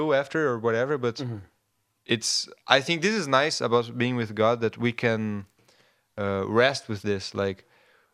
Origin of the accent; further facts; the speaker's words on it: Brazil; moved away as an adult; now in Faroe Islands; I'm from Brazil, so it's so far away